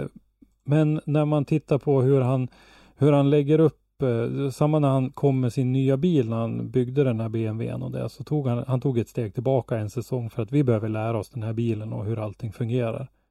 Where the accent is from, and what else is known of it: Sweden